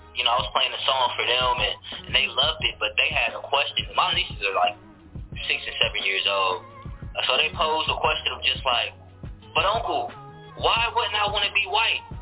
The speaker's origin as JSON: {"language": "English", "country": "United States", "tie": "born or raised there", "said": "I grew up in the Nation of Islam out here in America."}